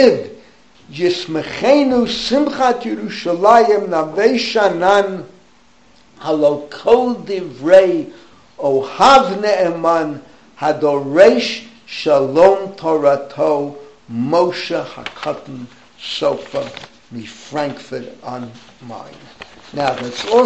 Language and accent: English; United States; moved away as an adult; now in Israel; I'm an American rabbi by makar, from, how would I say that, from inception, from birth